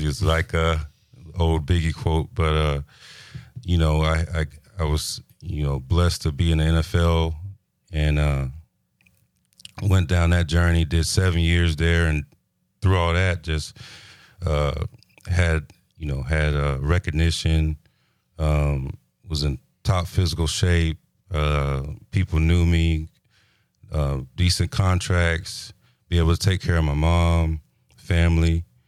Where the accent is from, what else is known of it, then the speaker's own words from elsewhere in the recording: Pensacola, Florida, United States; also born or lived in Fort Belvoir, Virginia / Leavenworth, Kansas; I'm from Pensacola. I was born in, uh, Fort Belvoir, Virginia.